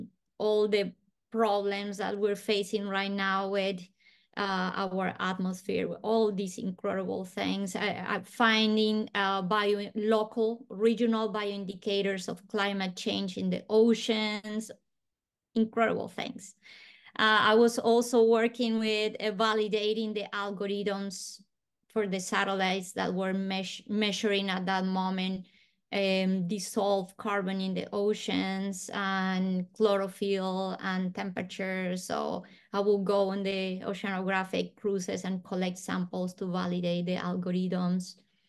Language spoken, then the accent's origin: English; Bogotá, Bogotá Capital District, Colombia; born there; Yes, I was born in Bogota, Colombia.